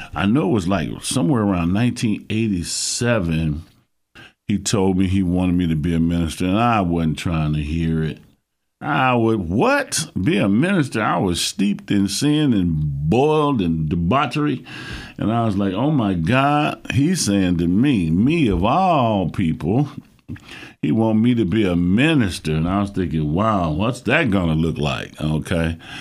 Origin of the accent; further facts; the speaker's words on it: Dayton, Ohio, United States; also born or lived in Cleveland, Ohio; I'm a Ohio native. I was born in Cleveland, raised in Dayton